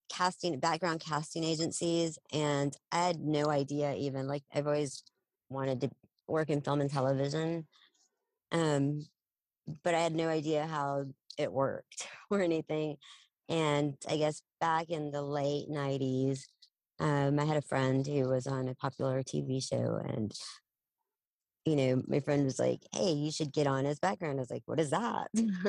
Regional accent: Odessa, Texas, United States; now in Dallas, United States; I'm from West Texas. Yeah. I was born and raised in Odessa. Came up to Dallas over half my life ago.

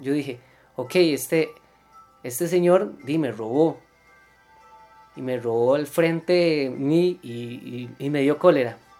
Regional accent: Costa Rica; uno como tico

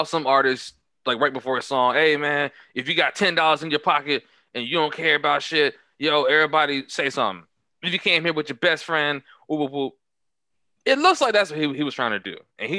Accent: Charlotte, North Carolina, United States; I'm from East Side of Charlotte.

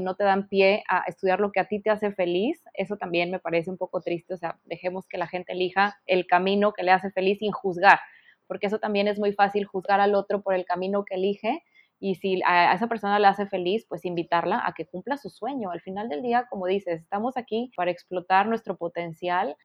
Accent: Mexico; en mi país, en México

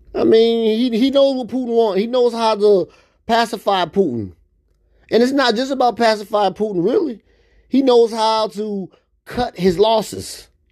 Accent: United States; I'm American

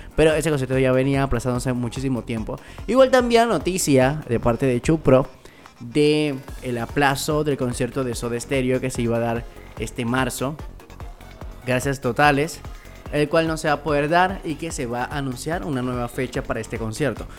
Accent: Panama; somos de Panamá

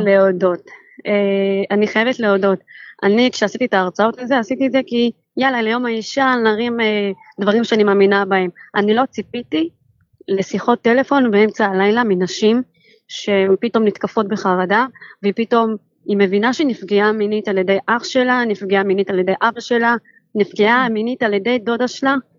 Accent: Ramla, Central District, Israel; now in Yavne, Israel; אני מרמלה

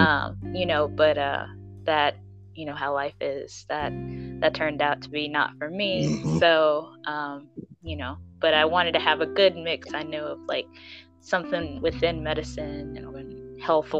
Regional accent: Kansas City, United States; I am from the Kansas City metropolitan area, if you know where that is, in the Midwest.

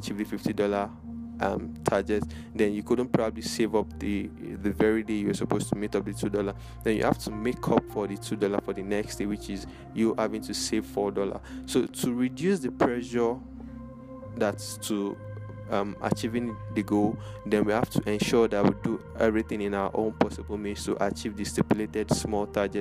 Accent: Lagos, Nigeria; here in my hometown, Lagos, Nigeria

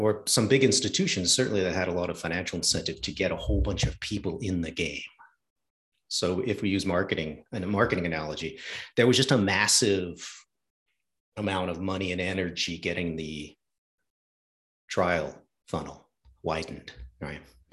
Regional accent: New England, United States; I'm from New England.

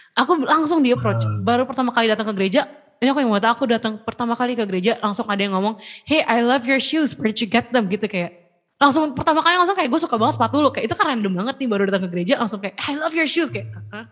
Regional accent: Indonesia; moved away as an adult; also born or lived in United States; iya gue orang Indo

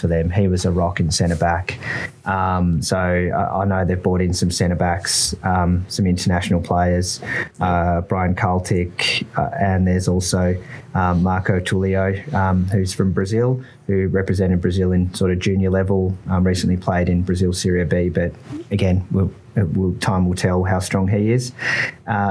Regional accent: Australia; as Australian

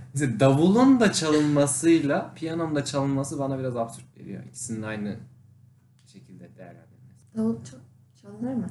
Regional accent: Konya, Turkey

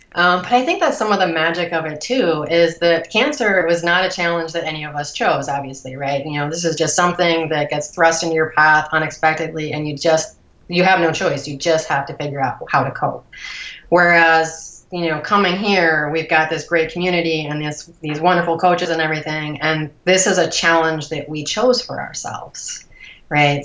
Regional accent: Cleveland, Ohio, United States; also born or lived in Columbus, Ohio; I grew up outside of Cleveland, a suburb of Cleveland.

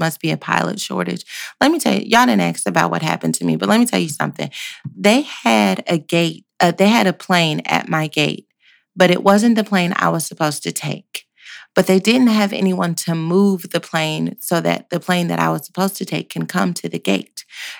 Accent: Dallas, Texas, United States; I'm from Dallas.

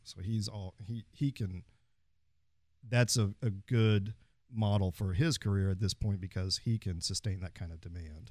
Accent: Fort Worth, Texas, United States; I am from Fort Worth, third generation on both sides.

